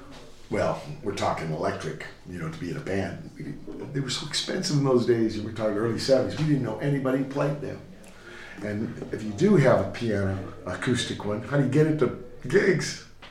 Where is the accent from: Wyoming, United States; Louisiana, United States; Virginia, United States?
Virginia, United States; Portsmouth; I come from Portsmouth, Virginia. Next to the biggest Navy base in the world.